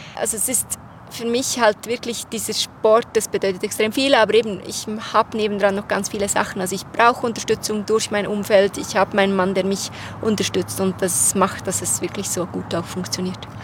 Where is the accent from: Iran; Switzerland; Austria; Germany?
Switzerland; ich bin aus der Schweiz